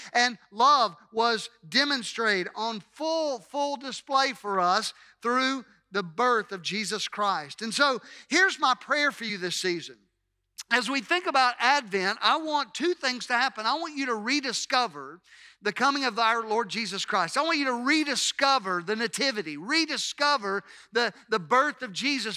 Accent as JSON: {"language": "English", "town": "Hattiesburg", "region": "Mississippi", "country": "United States", "tie": "born or raised there", "said": "I'm a native, a native of Hattiesburg, and that is an unchanging reality. There's nothing that I can do about the fact that I was born here in the city of Hattiesburg"}